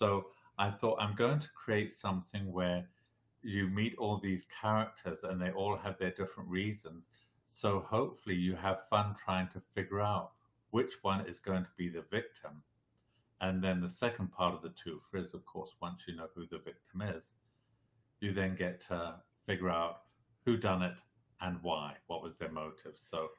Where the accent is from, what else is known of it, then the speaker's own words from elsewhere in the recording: Southern Africa, South Africa; moved away as an adult; also born or lived in England / California; now in Las Vegas, United States; I was originally born in England. I was raised in Southern Africa, and I went back to live in England when I finished school